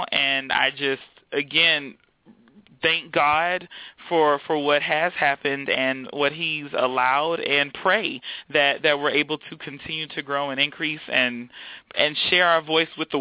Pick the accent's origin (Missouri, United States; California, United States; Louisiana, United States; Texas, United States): Texas, United States; Houston; moved away as an adult; also born or lived in Austin, Texas / Baltimore, Maryland; now in DMV area, United States; I was born and raised in Houston, Texas, and I went to undergrad at the University of Texas in Austin.